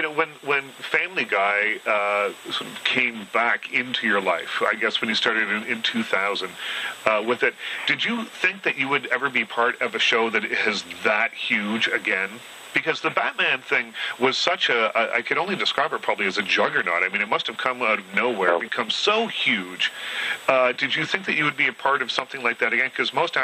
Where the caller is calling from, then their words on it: Toronto, Ontario, Canada; I'm calling from Toronto